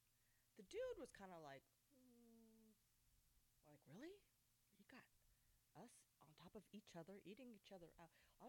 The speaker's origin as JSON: {"language": "English", "area": "the Bay Area", "region": "California", "country": "United States", "moved": "as an adult", "lives_now": "Princeton, United States", "said": "I'm originally from the Bay Area"}